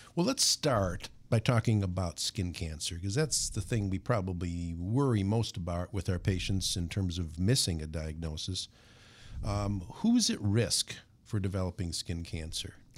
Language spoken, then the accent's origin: English; Minnesota, United States; sunburns were a common part of growing up in Minnesota